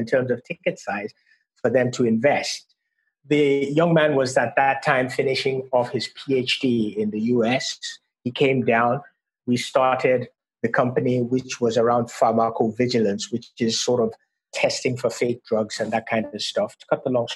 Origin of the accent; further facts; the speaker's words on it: Nigeria; also born or lived in Miami; now in London, United Kingdom; I am originally from Nigeria.